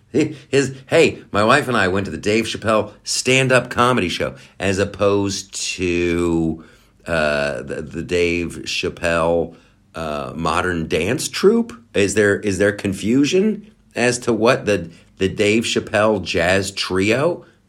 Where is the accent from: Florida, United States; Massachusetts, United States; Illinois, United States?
Massachusetts, United States; Boston; we're all from Boston